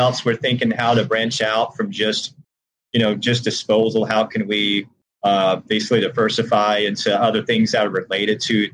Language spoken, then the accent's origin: English; Georgia, United States; born or raised there